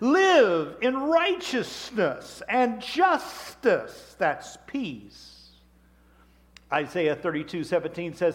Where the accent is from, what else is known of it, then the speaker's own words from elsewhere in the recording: Wichita, Kansas, United States; I'm from Wichita, Kansas